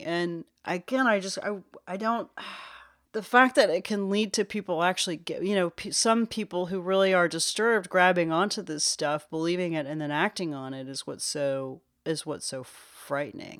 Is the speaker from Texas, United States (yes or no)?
yes; Dallas, Texas, United States; I am from Dallas